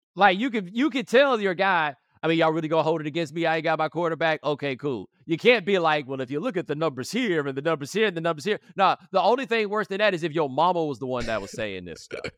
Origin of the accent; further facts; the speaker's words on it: Houston, Texas, United States; moved away; I'm from Houston